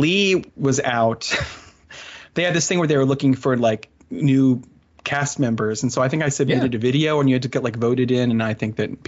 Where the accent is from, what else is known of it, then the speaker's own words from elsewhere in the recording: New Jersey, United States; accent: Philly; now in Philadelphia, United States; I grew up in South Jersey